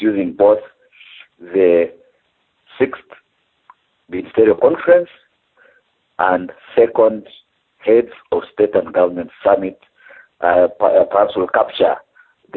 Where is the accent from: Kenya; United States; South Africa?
Kenya; Nairobi; I'm speaking from Nairobi, which is essentially home.